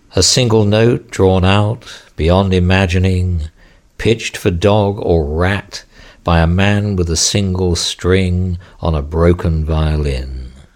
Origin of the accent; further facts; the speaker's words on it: England, United Kingdom; I'm, I'm English, and I was brought up in a Christian tradition